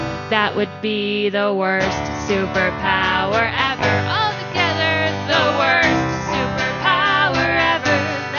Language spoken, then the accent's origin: English; Portland, Oregon, United States; We are here from Portland.